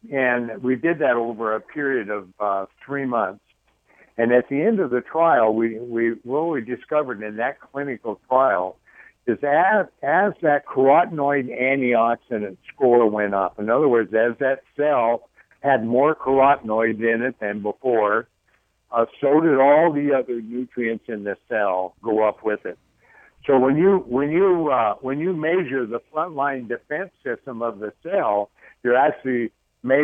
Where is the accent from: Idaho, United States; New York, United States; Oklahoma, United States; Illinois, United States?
Idaho, United States; I'm from Idaho